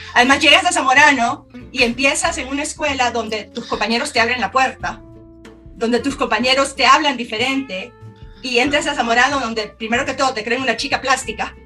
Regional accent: Tegucigalpa, Francisco Morazán, Honduras; moved away as an adult; nací, crecí en Tegucigalpa

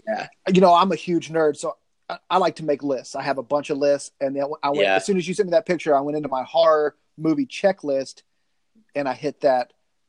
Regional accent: the South, United States; I get that from growing up in the South, man.

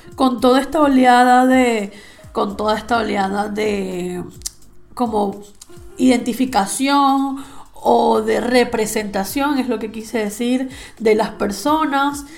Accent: Venezuela; now in Spain; que venimos de Latinoamérica, estamos un poco acostumbrados al orgánico. O sea, en Venezuela tú ibas a la frutería

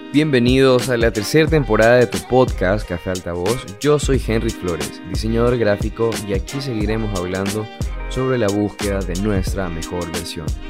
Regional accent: Ecuador; yo soy de Ecuador

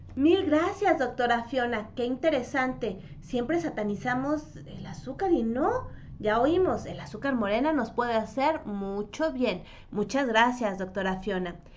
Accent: Mexico; also born or lived in Mexico City; a todos los que crecimos en México

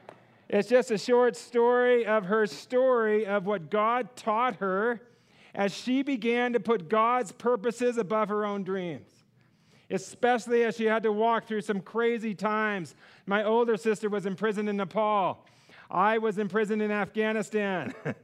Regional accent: California, United States; We are from California. That was our life.

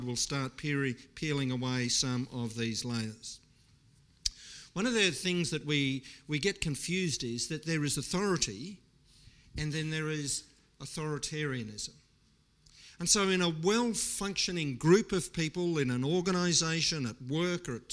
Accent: Australia

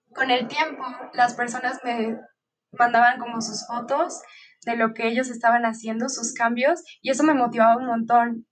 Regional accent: Mexico City, Mexico; Yo nací y vivo aquí en la Ciudad de México

